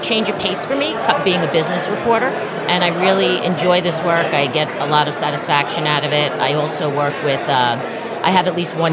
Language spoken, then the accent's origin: English; New York City, New York, United States; growing up on Staten Island and also teaching in two of the three colleges here